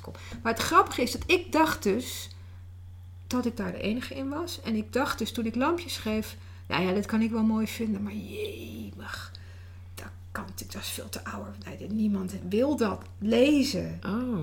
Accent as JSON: {"language": "Dutch", "country": "Netherlands", "said": "dan ben ik natuurlijk ook weer Nederlands"}